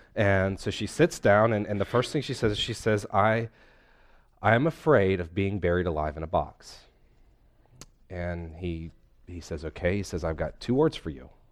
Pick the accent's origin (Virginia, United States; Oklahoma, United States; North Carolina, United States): North Carolina, United States; also born or lived in Philadelphia; I'm a lifetime North Carolinian with a brief pit stop in Philadelphia.